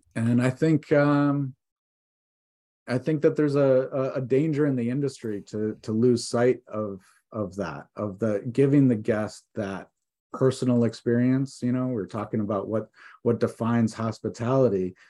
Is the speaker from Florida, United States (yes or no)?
no; Detroit, Michigan, United States; moved away as an adult; also born or lived in New York City; now in Vermont, United States; I am from Michigan. I grew up s, out, right outside of Detroit